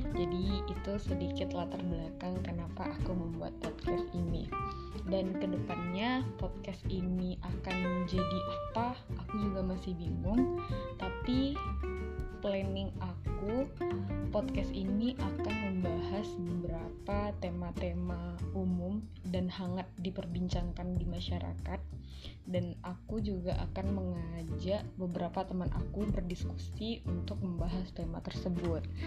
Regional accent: Pekanbaru, Riau, Indonesia; moved away as an adult; now in Tangerang, Indonesia; Aku asalnya dari Pekanbaru, jadi aku merantau ke Tangerang

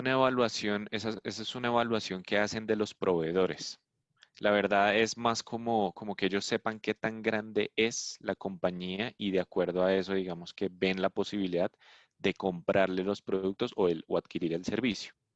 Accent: Colombia; De Colombia, sí.

